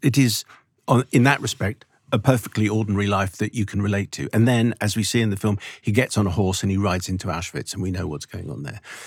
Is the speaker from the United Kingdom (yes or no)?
yes; London, United Kingdom; I'm born, I was born in Southgate